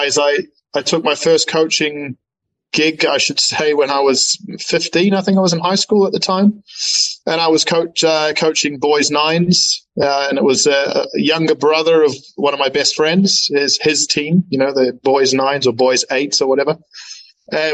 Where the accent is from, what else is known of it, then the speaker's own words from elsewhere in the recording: New Zealand; moved away; I'm a first generation New Zealander, and both my parents immigrated from Germany, And obviously, as a Kiwi kid growing up